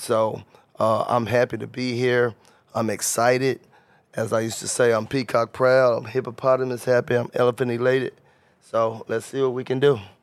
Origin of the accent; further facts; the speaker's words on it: Covington, Tennessee, United States; moved away as an adult; also born or lived in Memphis, Tennessee; I'm from Covington, Tennessee. Graduated from Covington, Tennessee